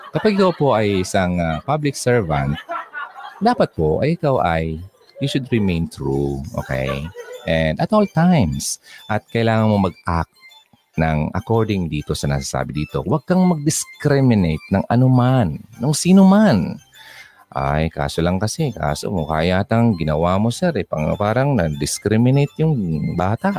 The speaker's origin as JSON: {"language": "Tagalog", "region": "Bicol Region", "country": "Philippines"}